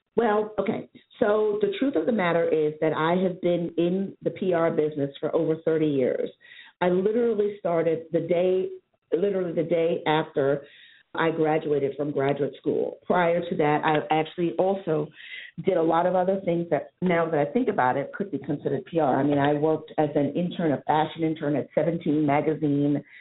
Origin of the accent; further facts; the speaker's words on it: New York City, New York, United States; moved away as an adult; also born or lived in New Hampshire / Boston; I'm born and raised in New York City, but I was educated in New Hampshire